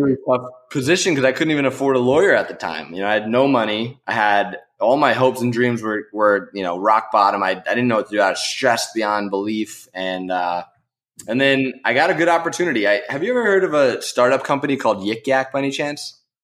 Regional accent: New York, United States; I grew up in New York

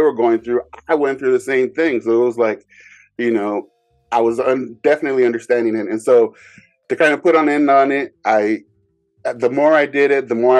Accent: Bay Area, California, United States; growing up in the Bay Area

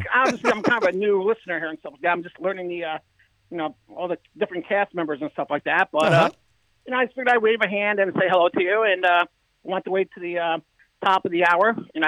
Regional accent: upstate New York, United States; I'm from New York. I'm from upstate

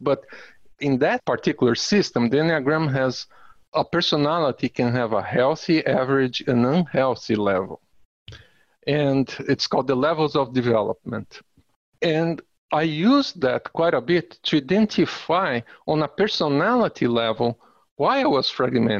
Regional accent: Brazil; moved away; also born or lived in United States; I'm Brazilian, but I'm also American.

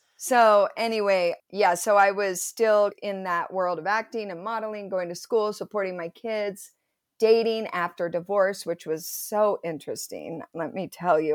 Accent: Provo, Utah, United States; I grew up in Provo. went to Timview High School, total Provo girl

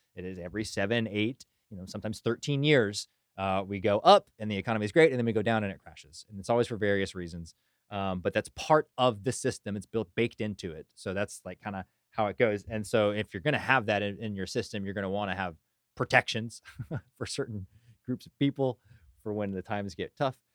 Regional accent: Burleson, Texas, United States; Growing up in Burleson, Johnson County, we had a bunch of blue laws

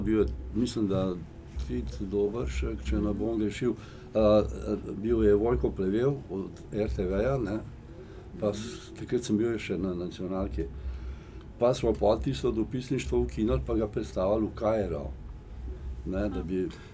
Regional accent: Slovenia; Slovenci smo

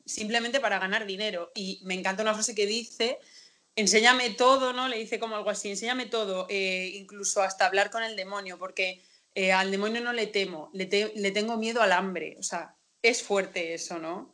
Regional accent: Castilla-La Mancha, Spain; los manchegos estamos muy orgullosos de La Mancha. Yo siempre lo digo, yo me siento más manchega que española.

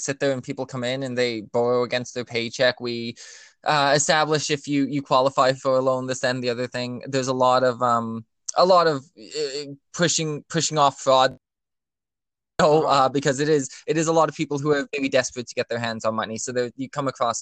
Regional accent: Canada; I'm a Canadian

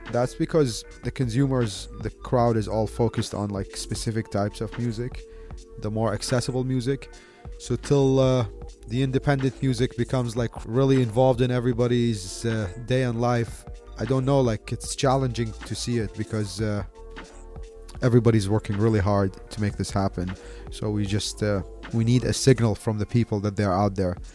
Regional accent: Baghdad, Baghdad Governorate, Iraq; also born or lived in Delhi, India / Bombay, India; now in India; I'm originally from Iraq. I was born in Baghdad. My family moved to India in the 90s I lived in Delhi for about like 18 years, lived in Bombay for three years.

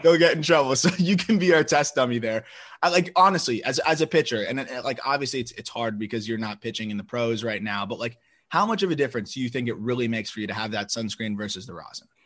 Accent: Florida, United States; I'm from Florida

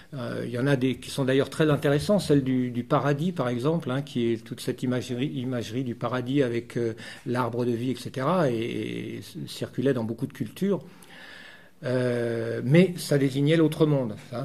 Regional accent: France; je suis français

